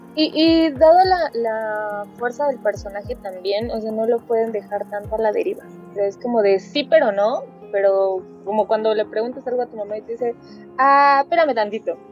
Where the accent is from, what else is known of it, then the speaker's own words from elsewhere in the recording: Mexico; como nosotras somos de, de México